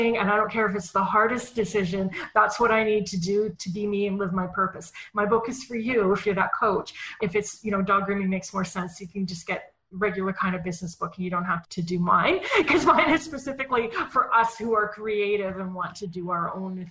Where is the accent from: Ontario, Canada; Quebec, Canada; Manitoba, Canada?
Manitoba, Canada; Winnipeg; I was born in Winnipeg, Manitoba, Canada, which is in the center of Canada and is known for very cold winters.